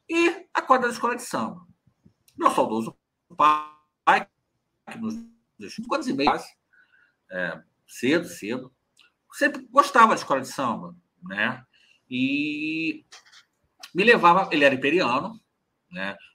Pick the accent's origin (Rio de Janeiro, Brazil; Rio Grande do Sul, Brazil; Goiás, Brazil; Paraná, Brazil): Rio de Janeiro, Brazil; eu, nasci ficando em Cascadura, que é a última estação do trem antes de Madureira.